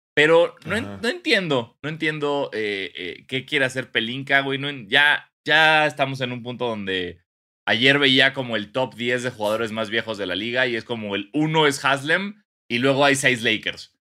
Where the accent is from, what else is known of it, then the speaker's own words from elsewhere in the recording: Mexico; como mexicano